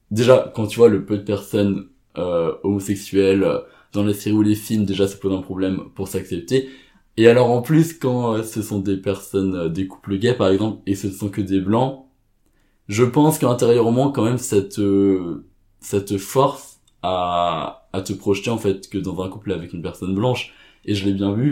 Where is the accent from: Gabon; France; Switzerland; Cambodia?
Cambodia; je dépend de dire oui, je suis asiatique, je viens du Cambodge.